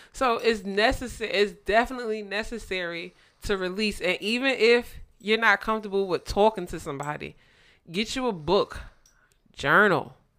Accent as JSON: {"language": "English", "region": "New Jersey", "country": "United States", "tie": "born or raised there", "moved": "yes", "said": "I grew up in Jersey, and I'm so happy I grew up in Jersey"}